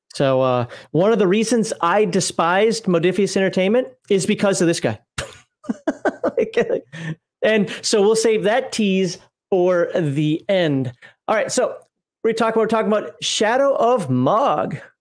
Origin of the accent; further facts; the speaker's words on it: United States; moved away; also born or lived in Germany; I'm an American